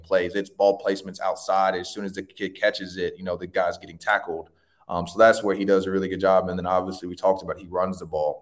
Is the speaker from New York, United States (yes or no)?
no; Tallahassee, Florida, United States; I was born in Tallahassee Memorial